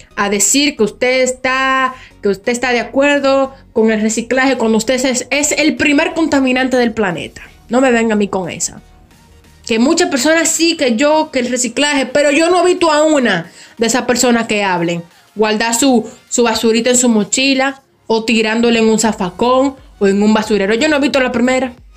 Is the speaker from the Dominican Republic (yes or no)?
yes; Dominican Republic; Aquí básicamente en mi país, que es República Dominicana